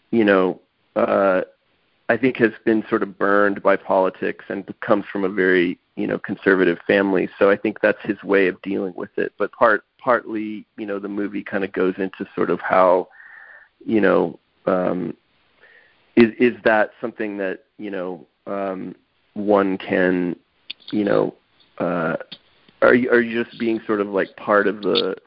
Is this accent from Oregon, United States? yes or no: no; Texas, United States; I grew up in Texas